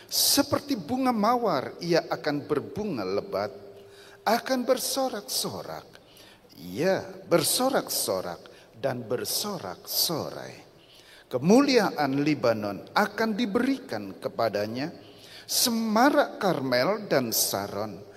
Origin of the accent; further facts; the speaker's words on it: Rembang, Central Java, Indonesia; Asal saya dari kota Rembang.